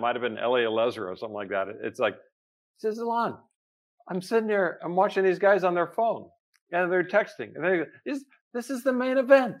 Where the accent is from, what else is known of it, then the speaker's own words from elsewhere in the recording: Memphis, Tennessee, United States; born there; My dad was in radio and television where I was born in Memphis, Tennessee.